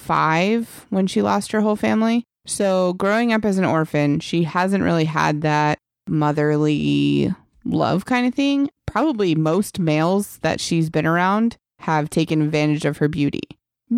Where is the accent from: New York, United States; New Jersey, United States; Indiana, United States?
New Jersey, United States; I grew up around gay couples. I'm from New Jersey